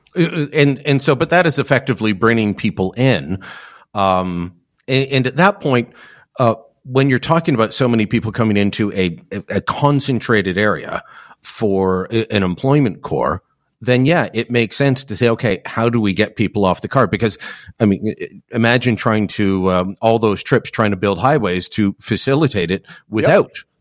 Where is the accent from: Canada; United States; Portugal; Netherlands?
Canada; Hamilton, Ontario; that's my hometown